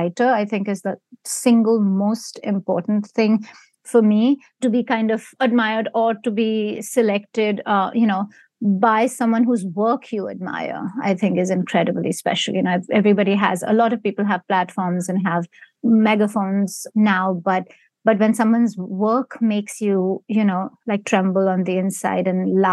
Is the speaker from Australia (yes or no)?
no; Mumbai, Maharashtra, India; moved away as an adult; now in United States; I grew up in India and I've, you know, most of my adult life has been here.